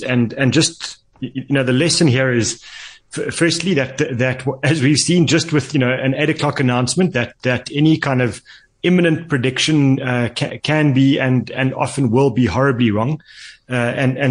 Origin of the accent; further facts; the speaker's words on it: South Africa; as a South African